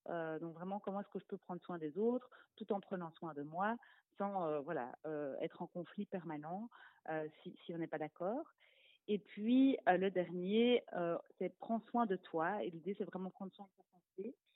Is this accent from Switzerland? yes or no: no; Brussels, Brussels-Capital Region, Belgium; je viens de Bruxelles